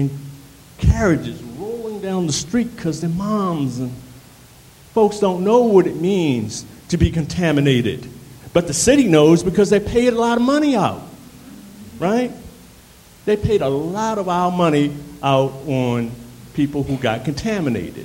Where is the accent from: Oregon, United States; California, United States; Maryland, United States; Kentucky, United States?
Maryland, United States; Annapolis; now in Baltimore, United States; I come from Annapolis, like that brother come from D.C., and I settled here in Baltimore